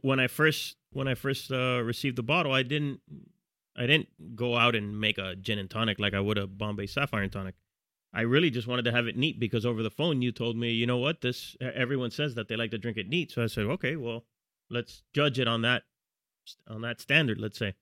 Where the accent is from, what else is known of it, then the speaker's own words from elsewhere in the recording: Miami Gardens, Florida, United States; moved away as an adult; now in New York, United States; we both grew up in, in Carroll City, which is a, a neighborhood